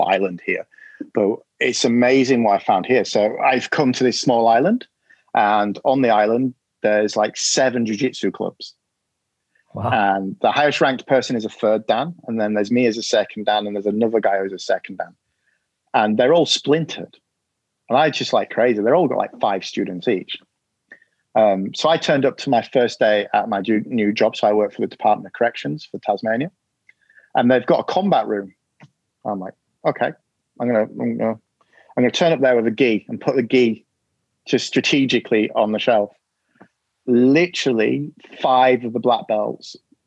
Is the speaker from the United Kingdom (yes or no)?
yes; England, United Kingdom; being an Englishman